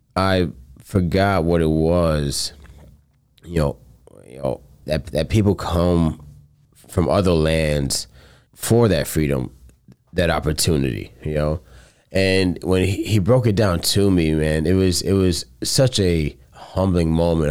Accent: Coral Springs, Florida, United States; moved away; I'm originally from Coral Springs, Florida

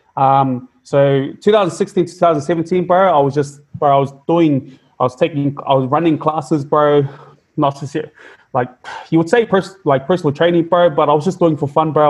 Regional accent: Auckland, New Zealand; I was raised. I was raised up in New Zealand. Um, we were we were born in we were born in West Auckland, uh, but we were raised up in South Auckland.

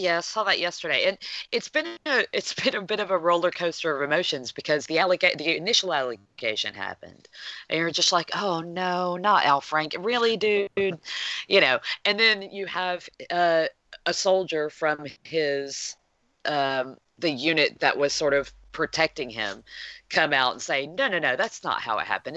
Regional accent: United States; as an American

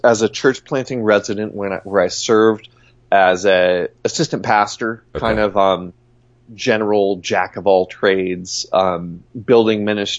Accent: Long Island, New York, United States; also born or lived in Southern California / Nashville / St. Louis; now in Denver, United States; Long Island, New York.

